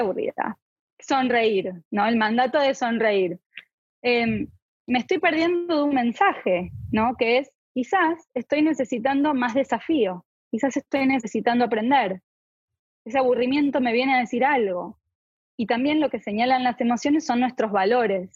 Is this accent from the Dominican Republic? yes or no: no; Argentina; moved away; Yo soy de Argentina